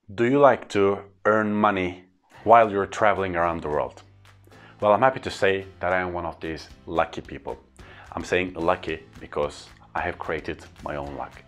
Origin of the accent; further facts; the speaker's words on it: Istanbul, Turkey; first language Turkish; English is a second language; I give trainings in my hometown Istanbul or in my country Turkey